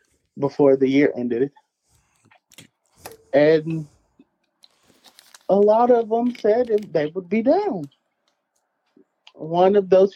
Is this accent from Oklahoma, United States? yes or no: yes; Oklahoma, United States; Because I'm from Oklahoma.